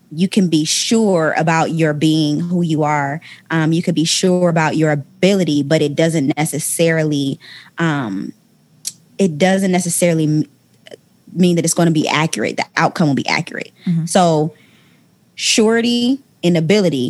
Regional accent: Ohio, United States; moved away as an adult; now in Atlanta, United States; when I moved from my hometown of Ohio

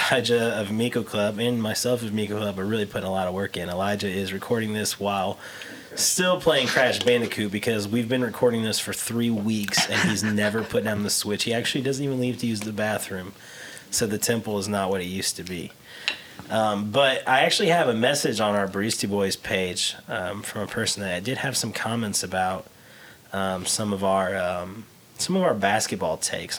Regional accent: Portland, United States; I'm from Portland. I don't care.

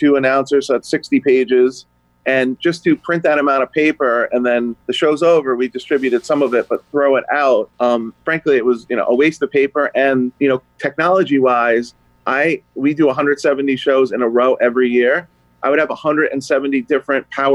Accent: New Jersey, United States; moved away as an adult; also born or lived in Connecticut; I grew up in New Jersey, moved back to Connecticut

